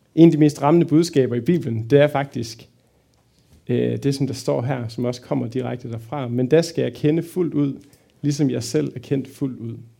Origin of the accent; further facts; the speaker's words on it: Fredericia, Southern Denmark, Denmark; now in Aarhus, Denmark; Bor i Aarhus, kommer egentlig fra Fredericia